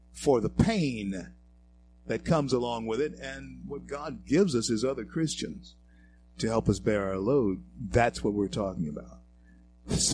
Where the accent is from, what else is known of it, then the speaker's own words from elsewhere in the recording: Shreveport, Louisiana, United States; also born or lived in Colorado; my hometown of Shreveport, Louisiana